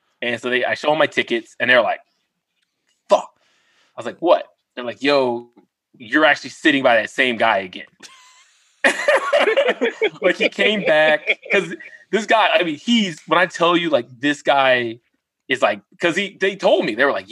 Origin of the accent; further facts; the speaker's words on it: Philadelphia, Pennsylvania, United States; I'm also from Southwest Philly